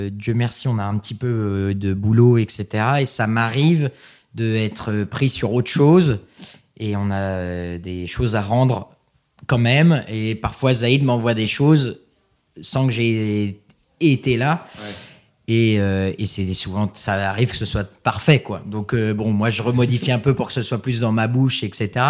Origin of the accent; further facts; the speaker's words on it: Geneva, Switzerland; Donc c'est vrai que moi Montreux je connais pas parce que je viens